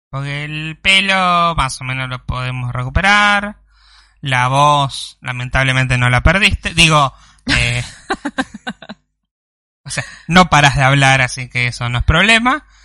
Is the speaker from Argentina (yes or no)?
yes; Rosario, Santa Fe, Argentina; Soy de Rosario, qué Córdoba.